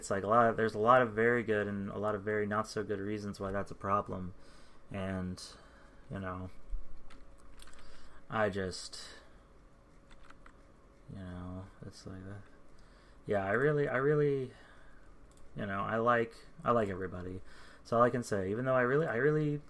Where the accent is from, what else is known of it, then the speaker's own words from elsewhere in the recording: United States; I'm American